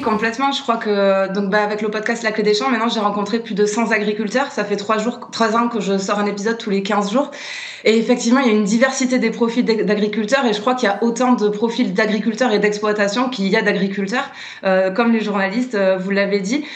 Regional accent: Landes, Nouvelle-Aquitaine, France; moved away; also born or lived in Paris; j'ai quitté Paris, je me suis rapprochée de mes Landes natales

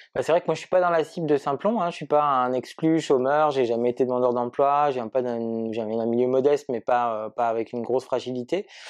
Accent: Marseille, Provence-Alpes-Côte d'Azur, France; je suis Marseillais

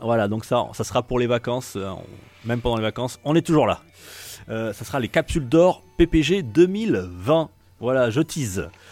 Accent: France; chez nous en France

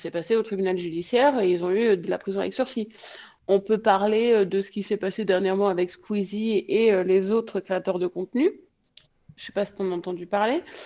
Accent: Provence-Alpes-Côte d'Azur, France; now in Toulouse, France; Je suis de la Côte d'Azur également, mais j'habite Toulouse

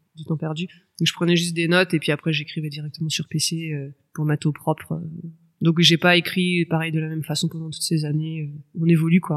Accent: Orléans, Centre-Val de Loire, France; moved away as an adult; j'ai 36 ans et euh, je suis justement originaire d'Orléans, ville que j'ai quittée 10 ans et dans laquelle je viens de me réinstaller il y a tout juste quelques mois

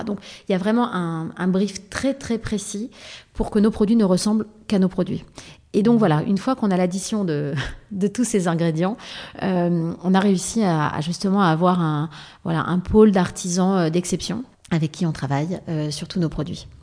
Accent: Paris, Île-de-France, France; also born or lived in Provence / Var; je vivais à Paris et je passais toutes mes vacances dans le sud

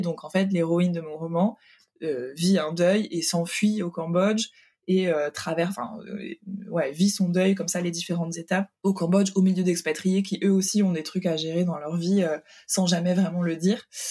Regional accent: Hungary; now in Paris, France; je suis née en Hongrie

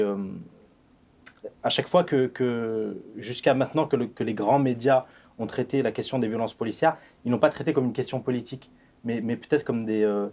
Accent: Échirolles, Auvergne-Rhône-Alpes, France; je suis issu de, de, la banlieue sud de Grenoble. J'habitais, enfin j'ai grandi à Échirol

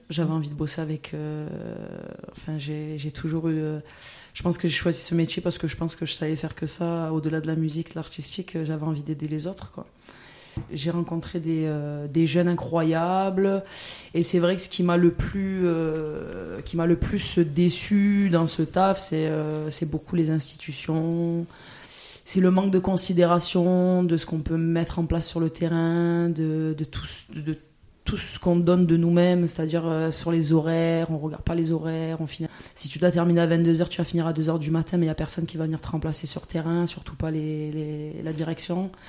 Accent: Vitrolles, Provence-Alpes-Côte d'Azur, France; also born or lived in Marseille; j'ai grandi à Vitrolles, qui est une petite ville euh, à côté de Marseille.

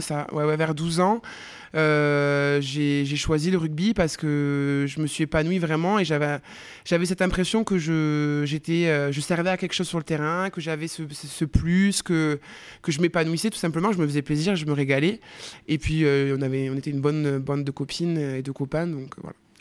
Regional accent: Escoussens, Occitania, France; moved away as an adult; also born or lived in Montpellier; j'ai grandi à Castres, plus précisément dans un tout petit village à côté de Castres qui s'appelle Escoussins

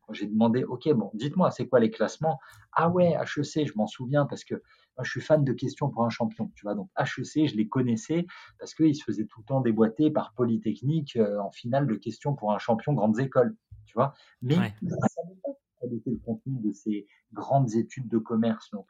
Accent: France; je te rappelle un truc, on est français, ok On est français. On a inventé l'art du flirt, on a inventé le romantisme, donc on peut faire mieux que les Américains.

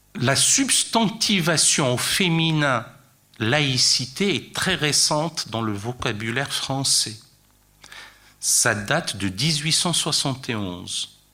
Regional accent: France; chez nous, en France

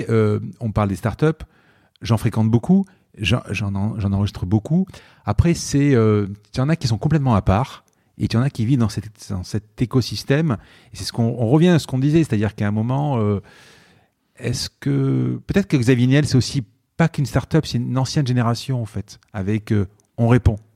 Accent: Marseille, Provence-Alpes-Côte d'Azur, France; je viens de Marseille, quoi. Je veux dire, je viens de Marseille, j'ai une nuit à l'hôtel

